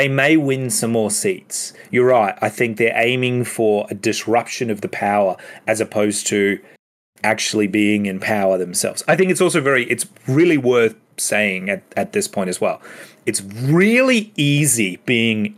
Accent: Queensland, Australia; knowing Queensland, I'm a Queenslander

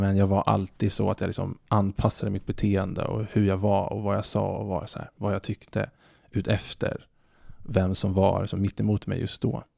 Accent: Stockholm, Stockholm County, Sweden; Jag är född 1986 eh, på SÖS, Södermalm i Stockholm eh, en väldigt kärleksfull uppväxt

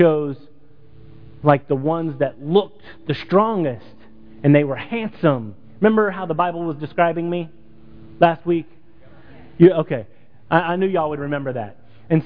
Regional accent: Texas, United States; I'm from Texas

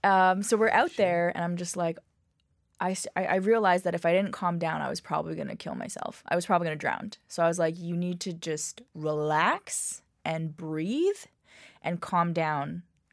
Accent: Toronto, Ontario, Canada; So I was born in Toronto.

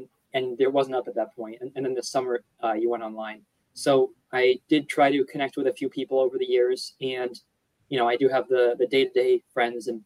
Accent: Maine, United States; moved away as an adult; now in Massachusetts, United States; I'm basically from Maine

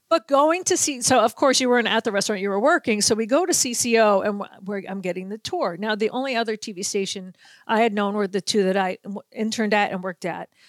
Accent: New England, United States; moved away as an adult; also born or lived in Chicago; now in Minnesota, United States; as a young girl growing up in New England

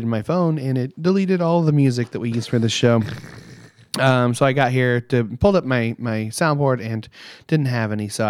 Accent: Indiana, United States; We're from Indiana

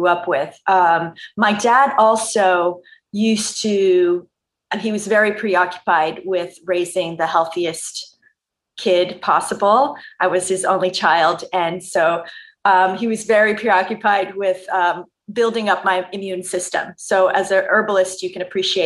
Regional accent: Montreal, Quebec, Canada; I grew up in Montreal in the province of Quebec, Canada.

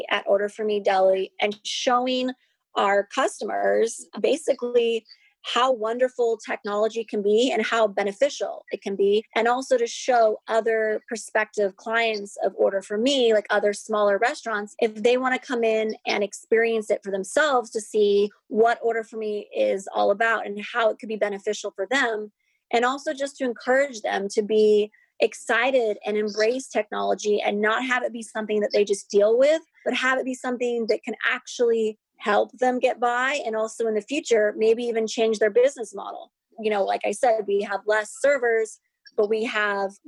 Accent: Seattle, Washington, United States; moved away as an adult; also born or lived in Woodinville, Washington / San Diego / Los Angeles; I grew up in Seattle

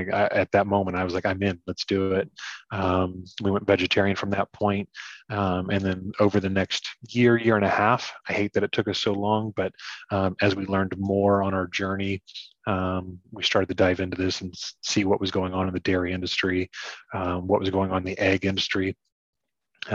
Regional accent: Ohio, United States; I grew up hunting and fishing my whole life. You know, we grew up in Ohio.

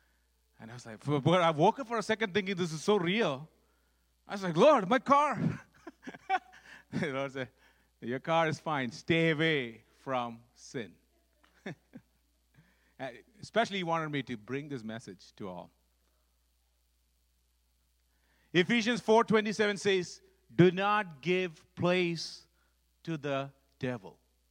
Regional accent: Dubai, United Arab Emirates; I grew up actually in Dubai, in the Middle East, because my dad was running a freight forwarding company there, so we grew up there.

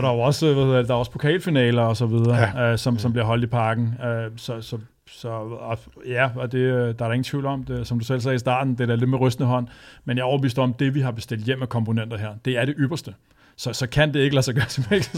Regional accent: Vestegnen, Capital Region of Denmark, Denmark; jeg er født og opvokset på Vestegnen

